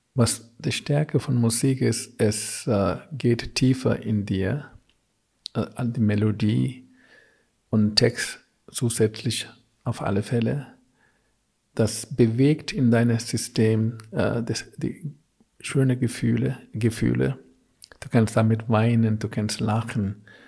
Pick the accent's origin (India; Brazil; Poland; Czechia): India; South India; German is a second language; also born or lived in Augsburg; now in Germany; ich komme aus Südindien